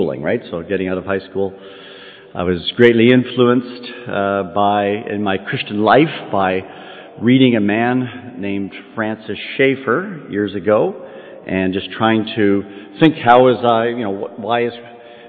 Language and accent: English; outside the Toronto area, Ontario, Canada; moved away as an adult; now in Kentucky, United States; for the first 18 years of my life, I grew up and born and raised in Canada, outside the Toronto area